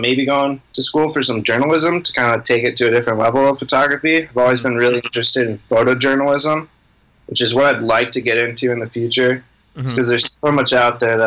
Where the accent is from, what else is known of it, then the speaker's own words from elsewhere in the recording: Minnesota, United States; moved away as an adult; also born or lived in Colorado; I grew up in Minnesota. I spent the last 7 years living in Colorado.